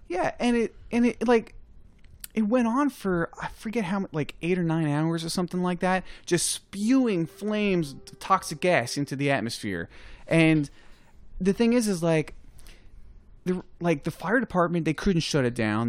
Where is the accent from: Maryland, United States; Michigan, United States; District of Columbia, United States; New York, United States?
New York, United States; I'm from New York